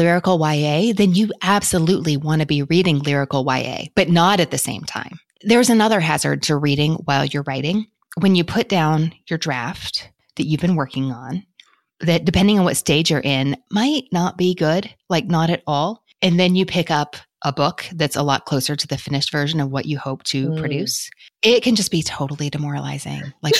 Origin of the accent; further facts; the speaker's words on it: Kentucky, United States; Because I have enough y'all naturally in me growing up in Kentucky